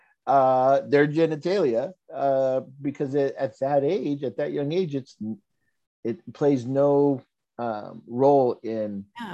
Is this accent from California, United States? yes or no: yes; Los Angeles, California, United States; I'm Chicano, I grew up in Los Angeles